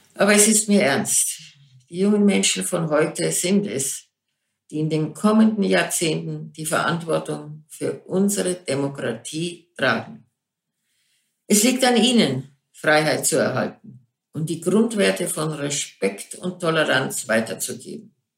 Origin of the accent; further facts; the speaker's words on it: Germany; Und ich bin stolze Deutsche